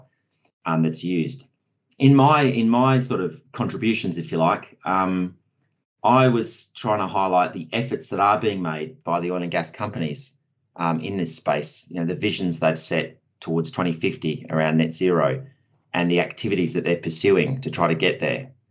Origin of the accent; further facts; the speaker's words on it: Perth, Western Australia, Australia; I'm originally from Perth myself, and where I started my career